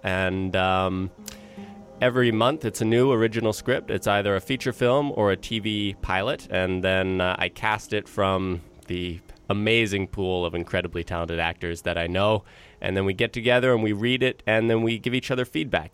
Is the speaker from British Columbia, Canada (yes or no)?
yes; Vancouver, British Columbia, Canada; I was born and raised here in Vancouver